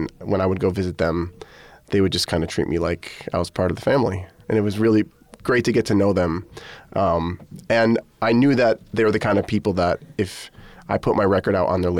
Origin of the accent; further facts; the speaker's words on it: Connecticut, United States; Okay. So I'm from Connecticut, as is Zakai Curtis and Lucas Curtis and their older brother, Damien.